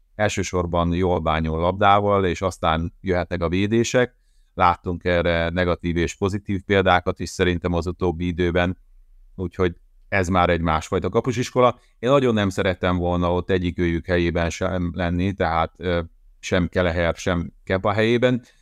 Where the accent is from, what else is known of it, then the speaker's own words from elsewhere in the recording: Hódmezővásárhely, Csongrád-Csanád, Hungary; moved away as an adult; Hódmezővásárhelyen a szülővárosomban